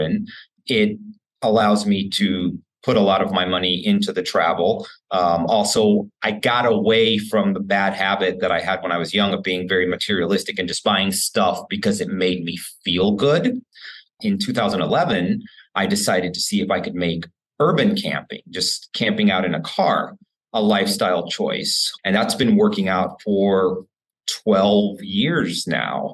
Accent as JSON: {"language": "English", "town": "Houston", "region": "Texas", "country": "United States", "tie": "born or raised there", "said": "my hometown of Houston"}